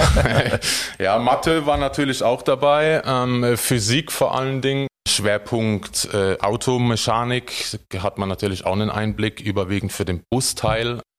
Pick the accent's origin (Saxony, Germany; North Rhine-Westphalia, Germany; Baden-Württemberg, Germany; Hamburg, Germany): Baden-Württemberg, Germany; Heidelberg; als äh, Heidelberger, Badener